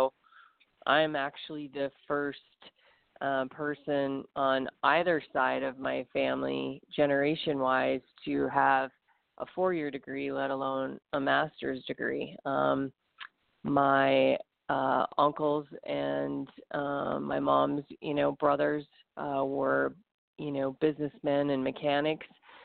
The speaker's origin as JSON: {"language": "English", "town": "Minot", "region": "North Dakota", "country": "United States", "tie": "born or raised there", "said": "I grew up in Minot, North Dakota"}